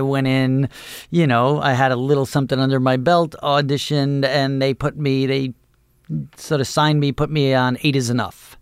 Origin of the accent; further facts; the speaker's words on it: Dix Hills, New York, United States; I grew up in Dix Hills.